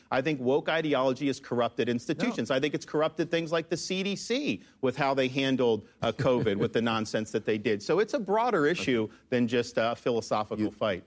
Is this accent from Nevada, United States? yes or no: no; Florida, United States; kid growing up in Florida